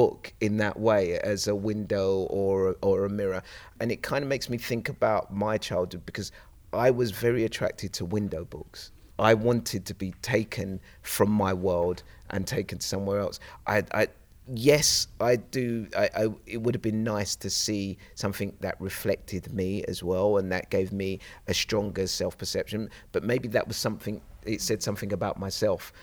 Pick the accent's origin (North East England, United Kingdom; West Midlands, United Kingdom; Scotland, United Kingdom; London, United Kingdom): London, United Kingdom; I was this young kid growing up in Plaistow, East London, in this concrete jungle